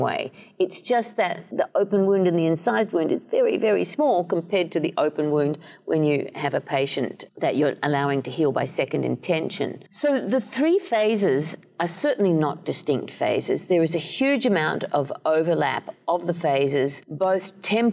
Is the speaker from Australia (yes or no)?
yes; Australia; moved away as an adult; also born or lived in Canada / Edinburgh, United Kingdom / Cambridge, United Kingdom; now in East Lansing, United States; I'm Australian originally